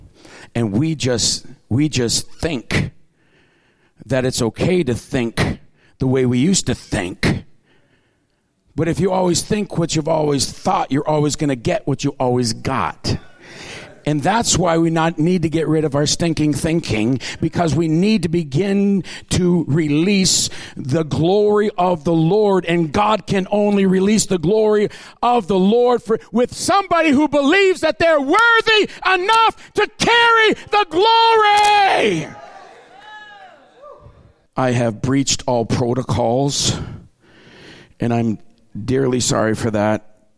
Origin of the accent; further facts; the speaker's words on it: Tyendinaga Mohawk Territory, Ontario, Canada; I grew up in the Tondonega Mohawk Territory